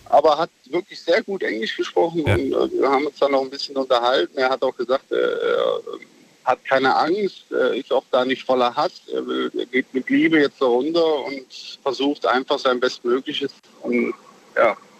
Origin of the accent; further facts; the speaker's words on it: Mönchengladbach, North Rhine-Westphalia, Germany; Ich bin ja in Mönchengladbach groß geworden